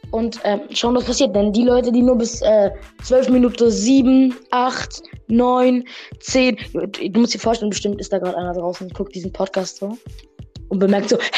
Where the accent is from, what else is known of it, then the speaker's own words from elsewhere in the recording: Russia; now in Germany; klar, ich bin ja in einem armen Land aufgewachsen. Ich komme ja aus Russland